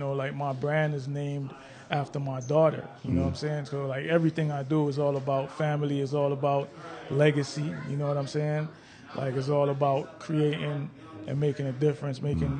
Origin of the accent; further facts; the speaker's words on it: Jamaica; also born or lived in Brooklyn, New York; now in United States; Yeah, when I came from Jamaica, we lived in Brooklyn, and I've been all over the East Coast.